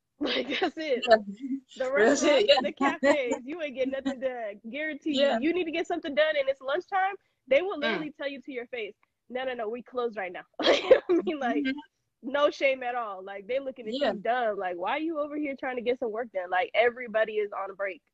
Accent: the Bay Area, California, United States; growing up in the Bay, it was super multicultural

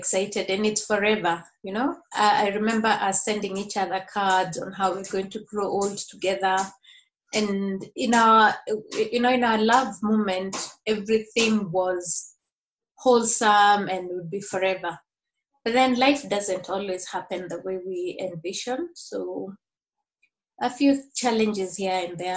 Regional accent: Nairobi, Kenya; now in Murang'a, Kenya; I'm from Nairobi, Kenya. I live in a place called Murang'a, a county in central province of Kenya.

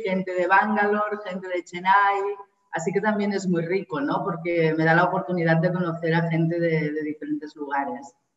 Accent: Barcelona, Catalonia, Spain; moved away as an adult; now in Kerala, India; soy de Barcelona, española, y, estoy viviendo en Kerala, en el sur de la India.

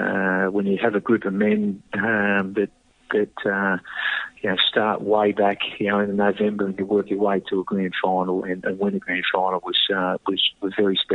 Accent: Queanbeyan, New South Wales, Australia; growing up in Queanbeyan

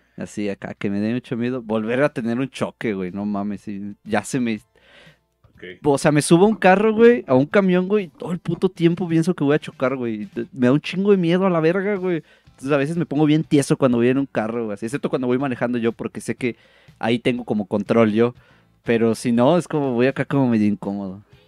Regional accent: northern Mexico, Mexico; Soy bien norteño

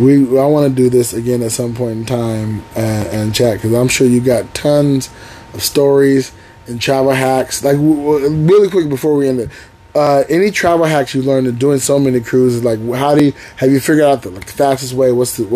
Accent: United Kingdom; I'm British.

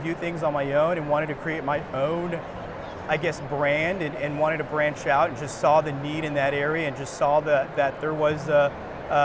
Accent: Phoenix, Arizona, United States; I'm from Phoenix, Arizona. Grew up in the East Valley

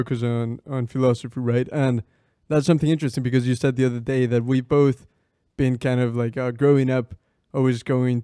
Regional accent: Ecuador; first language Spanish; English is a second language; moved away as an adult; now in England, United Kingdom; We're both from Ecuador, and I grew up with him

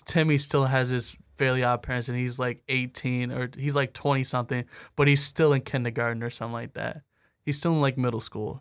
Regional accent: Anchor Bay, Michigan, United States; I'm from Anchor Bay

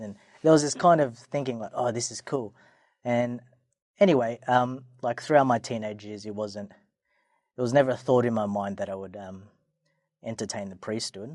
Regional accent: Sydney, New South Wales, Australia; I was born and raised in Sydney. Um, always a Sydney guy.

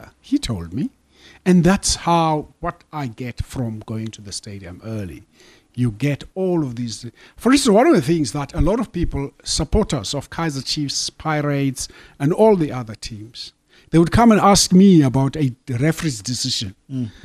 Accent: South Africa; I'm from South Africa

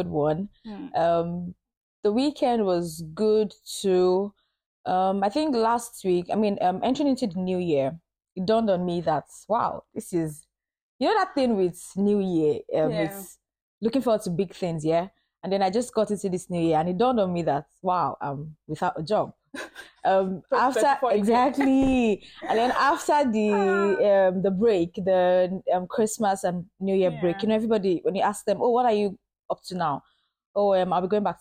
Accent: Nigeria; accent: Nigerian; moved away as an adult; now in Salford, United Kingdom; I'm Nigerian. I know I sound Nigerian too.

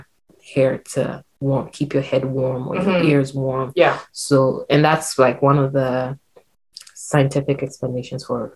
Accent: Ghana; growing up in Ghana, I had relaxed hair

